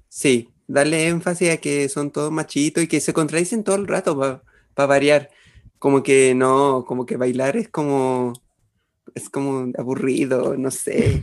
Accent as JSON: {"language": "Spanish", "country": "Chile", "said": "acá en Chile. Perdóneme mi ignorancia, solo he estudiado en colegios y liceos municipales"}